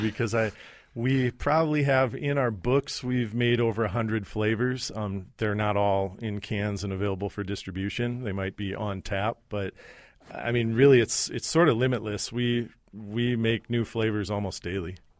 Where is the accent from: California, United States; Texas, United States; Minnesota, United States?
Minnesota, United States; White Bear Lake; I'm from White Bear Lake